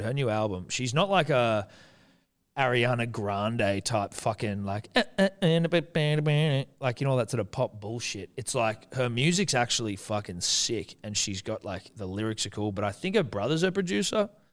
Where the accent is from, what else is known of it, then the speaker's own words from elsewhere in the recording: New Zealand; I'm Kiwi